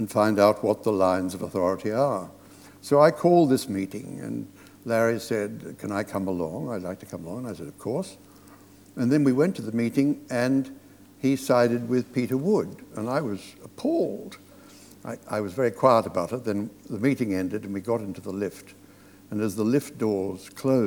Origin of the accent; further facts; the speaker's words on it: Australia; moved away; I was brought up in Australia